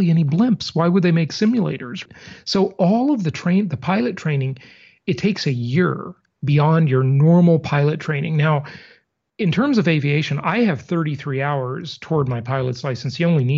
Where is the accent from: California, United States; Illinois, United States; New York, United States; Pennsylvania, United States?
California, United States; Los Angeles; also born or lived in Long Beach; when I was a kid growing up in Los Angeles